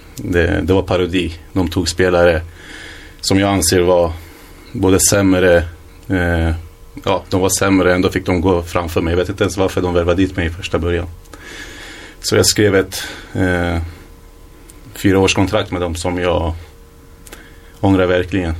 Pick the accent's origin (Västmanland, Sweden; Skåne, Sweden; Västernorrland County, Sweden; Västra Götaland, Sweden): Västmanland, Sweden; Hallstahammar; born or raised there; also born or lived in Iraq / Iran